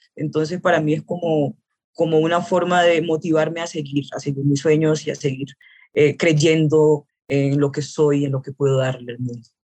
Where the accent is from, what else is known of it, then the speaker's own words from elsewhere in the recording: Buenaventura, Valle del Cauca, Colombia; also born or lived in Cali; now in Bogotá, Colombia; soy eh, de Buenaventura, del puerto de Buenaventura